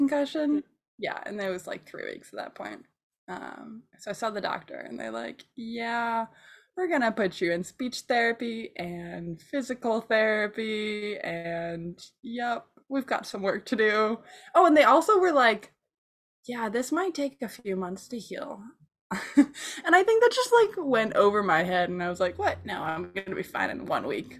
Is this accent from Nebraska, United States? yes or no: no; Michigan, United States; I grew up in Michigan